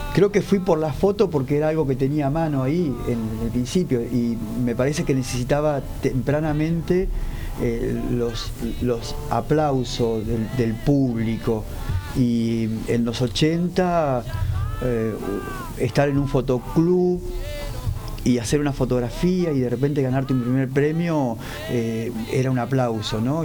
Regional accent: Arrecifes, Buenos Aires Province, Argentina; now in La Plata, Argentina; en los carnavales de Arrecife, de mi pueblo, cerca de San Pedro

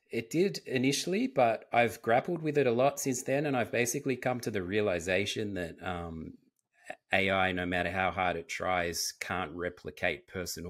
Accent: Australia; I've only spent time, obviously, where I grew up in Australia and in Europe.

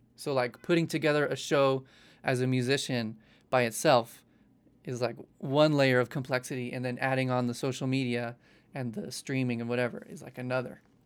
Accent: Salt Lake City, Utah, United States; moved away; I was born actually in Utah, Salt Lake City

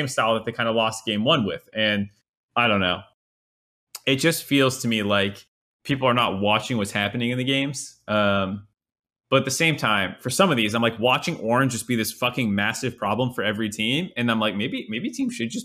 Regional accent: Massachusetts, United States; I'm not from PA. I'm from Massachusetts.

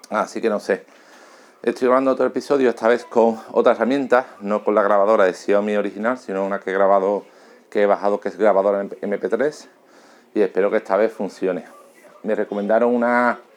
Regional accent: Seville, Andalusia, Spain; born there; now in Alcalá de Guadaíra, Spain; Eh, vivo en Alcalá de Guadaira, pero trabajo en Sevilla, ¿vale? Y nací en Sevilla.

